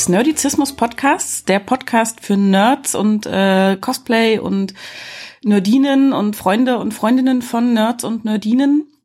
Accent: East Germany, Germany; Und nun komme ich ja aus dem Teil Deutschlands, der früher mal die DDR gewesen ist und wir hatten ja nicht so viel, nichts quasi.

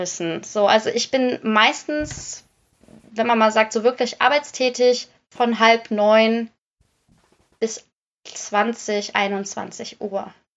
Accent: Netherlands; moved away; weil ich gebürtig aus den Niederlanden komme

